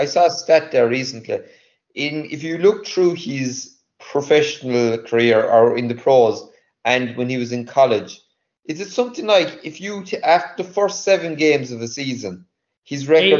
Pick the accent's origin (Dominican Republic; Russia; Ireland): Ireland; Munster; I was from North Cork in Tullys